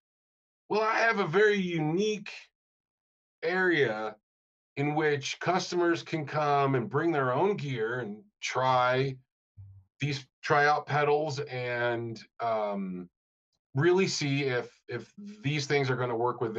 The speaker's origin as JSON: {"language": "English", "town": "Rochester", "region": "New York", "country": "United States", "tie": "born or raised there", "also_born_or_lived": "Denver", "moved": "yes", "said": "where I grew up in Rochester, I was about a mile, little over a mile from the original MXR"}